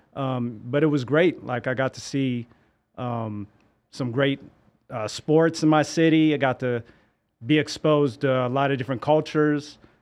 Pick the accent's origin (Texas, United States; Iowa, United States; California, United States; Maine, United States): California, United States; San Francisco; me growing up in San Francisco